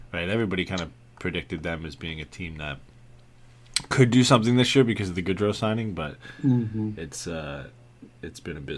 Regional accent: Canada; Yeah, and Ryan Gosling. We have the Ryans.

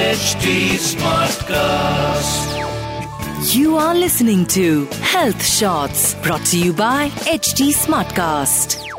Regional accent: India

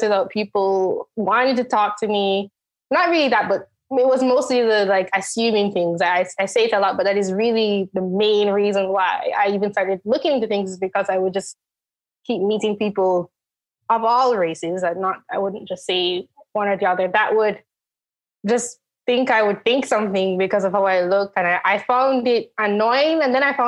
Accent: Jamaica; moved away as an adult; now in United States; I am from Jamaica, the country, not Jamaica anywhere in the US, because I know there are places with the name. I lived in Jamaica. I was born there and I stayed there until I was 17.

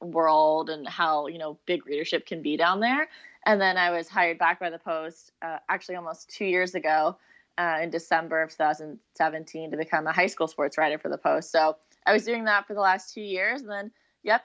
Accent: Seattle, Washington, United States; moved away as an adult; also born or lived in Arizona; I grew up in Seattle

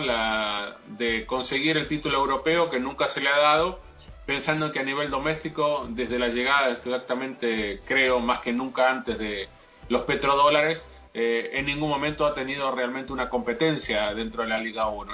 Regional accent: Argentina; yo como argentino

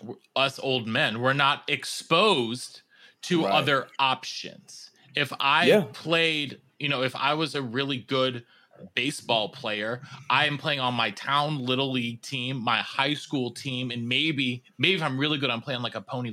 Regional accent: Rochester, New York, United States; where I'm growing up in Rochester, New York.

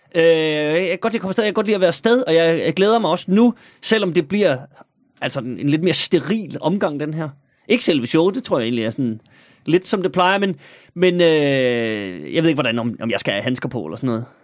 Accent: North Jutland, North Denmark Region, Denmark; nu er jeg jo nordjyde

